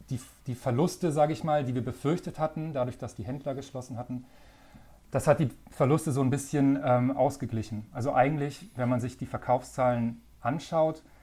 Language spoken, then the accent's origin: German; Hamburg, Germany; also born or lived in Flensburg; Also ich komme ja ursprünglich, also ich bin gebürtiger Flensburger, also sozusagen ganz weit weg von hier und bin dann in Hamburg auch aufgewachsen, also ich bin Norddeutscher.